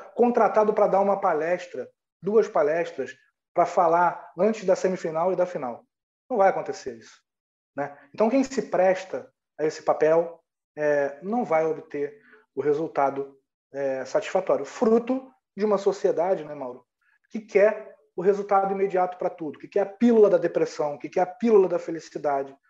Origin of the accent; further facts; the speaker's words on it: Rio de Janeiro, Brazil; eu sou do Rio de Janeiro